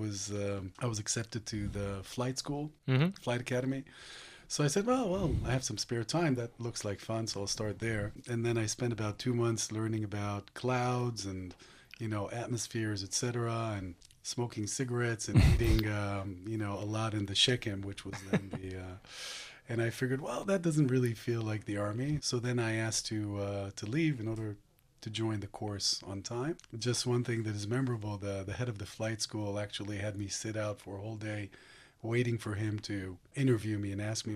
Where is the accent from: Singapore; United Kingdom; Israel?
Israel; Haifa, Haifa District; moved away; also born or lived in East Lansing, Michigan, United States; I was born in Haifa. I grew up part of my life in the U.S., in Michigan, East Lansing.